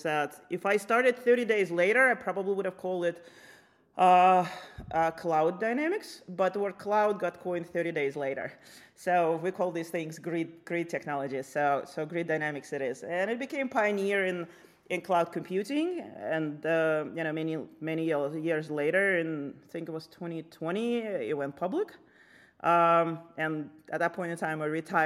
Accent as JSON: {"language": "English", "country": "Lithuania", "tie": "born or raised there", "moved": "as an adult", "lives_now": "United States", "said": "I grew up in Lithuania when it was still part of Soviet Union."}